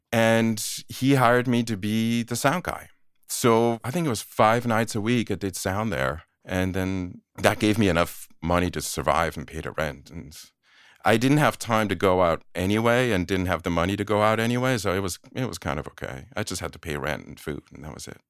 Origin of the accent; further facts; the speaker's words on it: Aarau, Aargau, Switzerland; moved away as an adult; also born or lived in Boston, United States; now in United States; I was born and raised in Switzerland, in a small provincial town called Aarau.